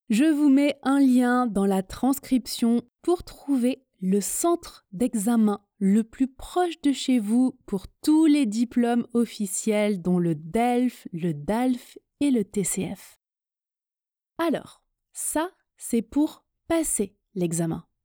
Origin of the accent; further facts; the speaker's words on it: France; first language French; Je suis française, le français est ma langue maternelle, j'ai un niveau C2 en français.